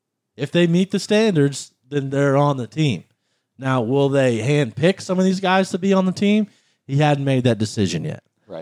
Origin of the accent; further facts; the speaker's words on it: United States; As an American